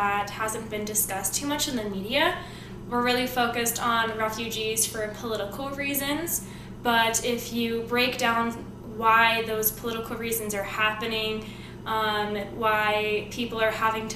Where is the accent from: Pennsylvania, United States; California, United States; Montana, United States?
Montana, United States; also born or lived in East Coast, United States; now in Arizona, United States; I grew up in Montana and on the East Coast